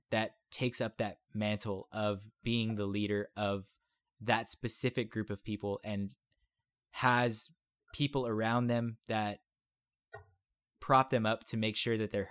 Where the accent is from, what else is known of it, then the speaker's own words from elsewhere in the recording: Texas, United States; I'm a Texan